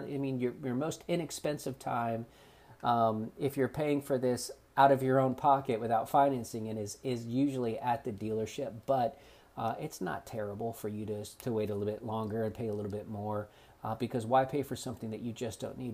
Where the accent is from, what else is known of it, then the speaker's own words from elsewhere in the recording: South Florida, United States; now in North Carolina, United States; growing up in South Florida